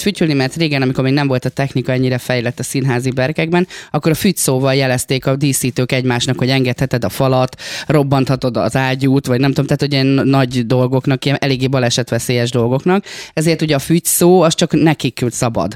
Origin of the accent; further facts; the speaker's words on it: Békés, Hungary; now in Budapest, Hungary; én Békés megyei vagyok